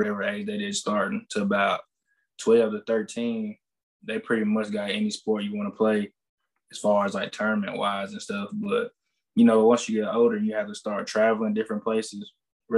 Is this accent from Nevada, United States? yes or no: no; Savannah, Tennessee, United States; I'm from Savannah, Tennessee. It's in West Tennessee